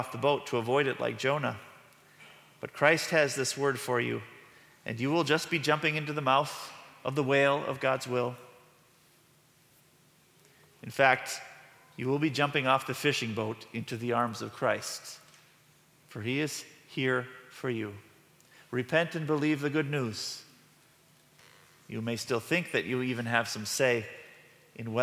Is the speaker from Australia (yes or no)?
no; Midwest, United States; we are from the Midwest